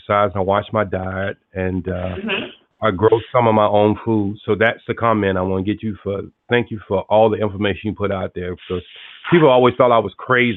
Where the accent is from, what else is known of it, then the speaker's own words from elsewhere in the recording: United States; also born or lived in North Carolina / Atlanta, Georgia; I was raised up in North Carolina in Atlanta, Georgia